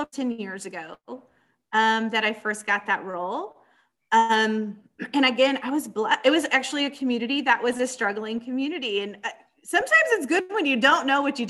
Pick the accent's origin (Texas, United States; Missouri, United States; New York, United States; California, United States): Texas, United States; San Antonio; I'm born and raised in San Antonio, Texas